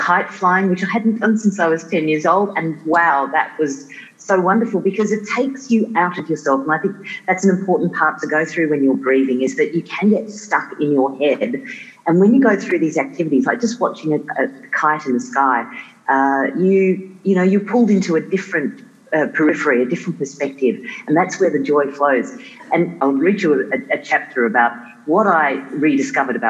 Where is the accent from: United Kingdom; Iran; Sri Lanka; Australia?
Australia; Tasmania; also born or lived in South Africa; when we were growing up in Tasmania